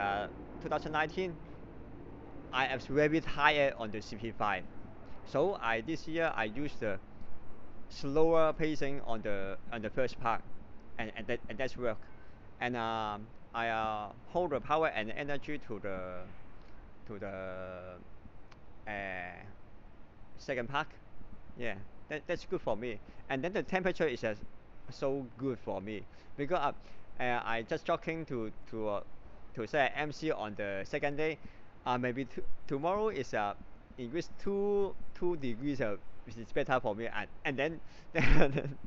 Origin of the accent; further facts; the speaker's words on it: Hong Kong; Hong Kong is my hometown